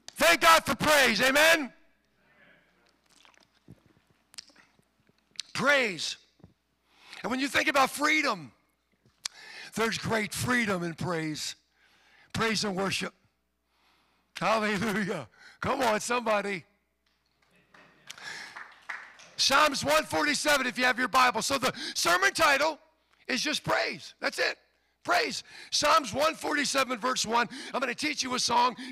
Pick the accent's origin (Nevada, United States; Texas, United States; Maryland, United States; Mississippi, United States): Maryland, United States; Baltimore; I'm from Baltimore, Maryland.